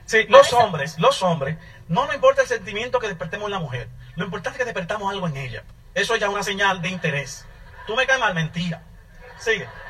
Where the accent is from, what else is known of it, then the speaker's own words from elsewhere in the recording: Santo Domingo, Distrito Nacional, Dominican Republic; moved away; also born or lived in New York, United States / Virginia, United States; yo nací y me crié en Santo Domingo, en la ciudad, en el suburbio, en un barrio.